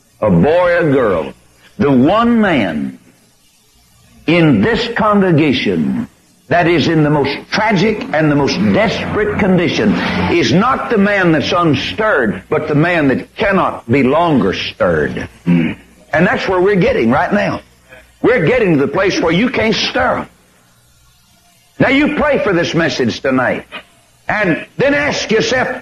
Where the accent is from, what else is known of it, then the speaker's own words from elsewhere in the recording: Corpus Christi, Texas, United States; my hometown of 200,000 souls